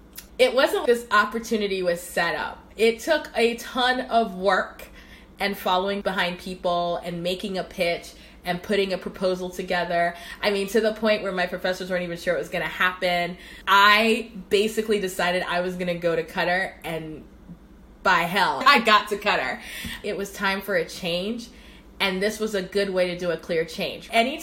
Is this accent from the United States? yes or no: no; Cameroon; And those are the things that reminded me of growing up in Cameroon, to be honest.